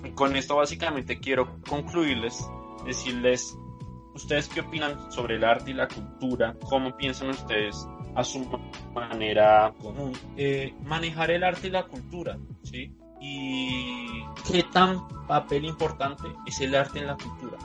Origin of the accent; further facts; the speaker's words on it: Colombia; mi país